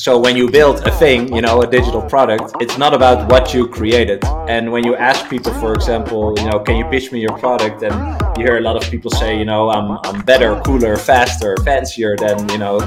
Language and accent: English; Netherlands; I'm from the Netherlands, based there